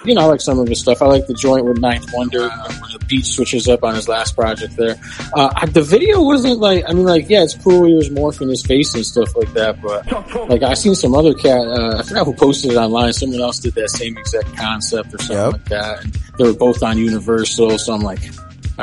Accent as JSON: {"language": "English", "town": "Utica", "region": "New York", "country": "United States", "moved": "as an adult", "lives_now": "Los Angeles, United States", "said": "Upstate New York, like Utica, New York. It's between Syracuse and Albany."}